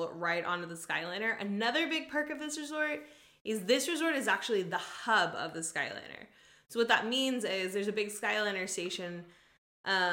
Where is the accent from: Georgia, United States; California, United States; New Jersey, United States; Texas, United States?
Texas, United States; We're from the South. Like, we're from Texas